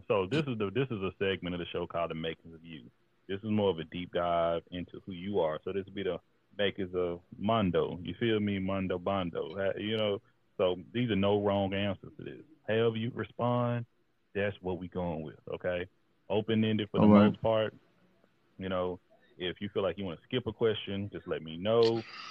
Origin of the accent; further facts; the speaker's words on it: Gulf Coast, United States; You know, I'm on the Pacific Northwest right now, but I'm from the Third Coast.